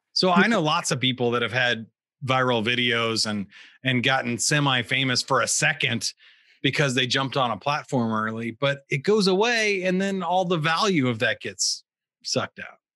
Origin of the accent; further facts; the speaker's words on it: Kansas City, Missouri, United States; I grew up in in the Missouri side of Kansas City